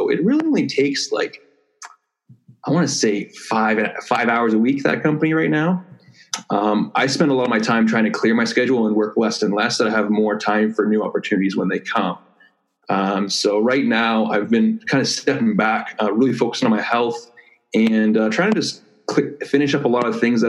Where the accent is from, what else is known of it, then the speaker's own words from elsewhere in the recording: Toronto, Ontario, Canada; I say I'm from Toronto, but I wasn't actually born there. I live about an hour and a half outside of Toronto.